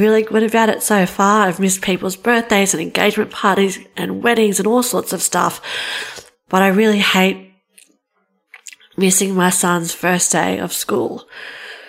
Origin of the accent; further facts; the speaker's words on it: Australia; I'm from Australia